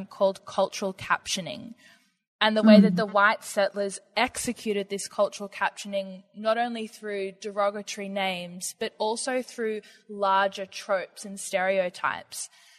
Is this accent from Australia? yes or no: yes; Australia; accent: Australian; today I have the pleasure of sharing my Australian accent